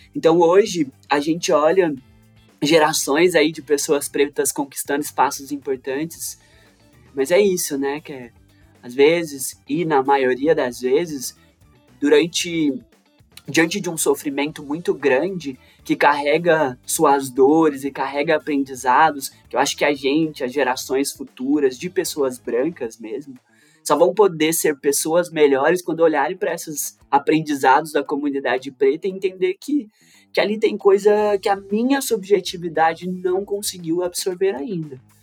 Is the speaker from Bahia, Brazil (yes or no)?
no; Três Corações, Minas Gerais, Brazil; Eu nasci numa favela em Minas Gerais, em Três Corações